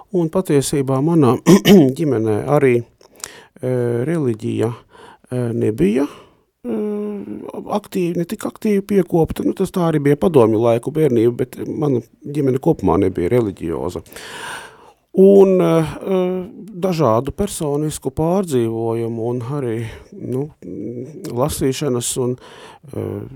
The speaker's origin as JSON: {"language": "Latvian", "country": "Latvia", "moved": "as an adult", "lives_now": "Riga, Latvia", "said": "neesmu dzimis Rīgā, bet esmu nācis no Lūksnes puses"}